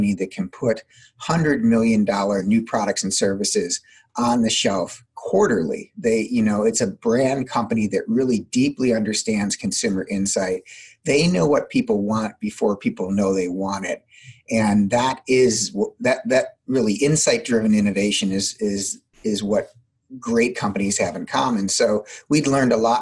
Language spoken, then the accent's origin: English; Midwest, United States; I'm also from the Midwest, so I tend to talk pretty quickly